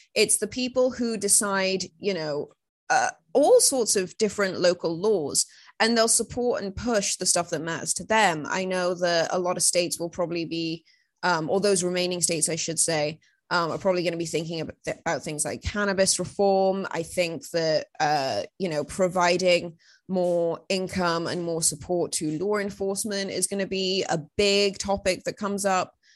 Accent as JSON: {"language": "English", "region": "Wales", "country": "United Kingdom", "said": "I'm from Wales"}